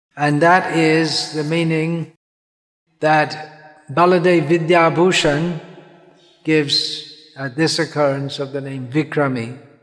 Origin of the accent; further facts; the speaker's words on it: England, United Kingdom; growing up in England